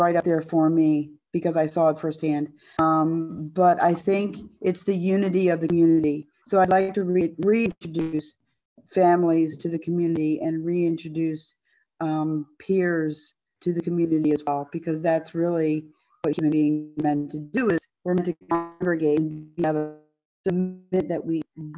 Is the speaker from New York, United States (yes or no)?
no; Montgomery County, Maryland, United States; moved away as an adult; also born or lived in West Virginia; now in Jefferson County, West Virginia, United States; I'm originally from Montgomery County, Maryland